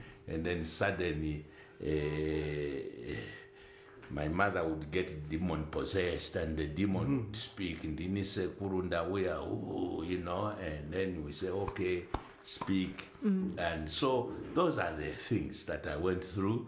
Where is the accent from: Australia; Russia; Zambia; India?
Zambia; we ended up growing up in Zambia